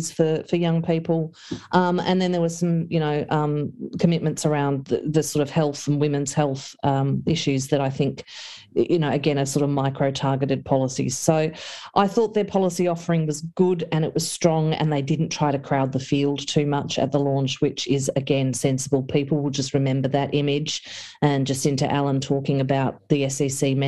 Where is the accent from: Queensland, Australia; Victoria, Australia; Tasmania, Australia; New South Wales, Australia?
Victoria, Australia; the Latrobe Valley; growing up in the Valley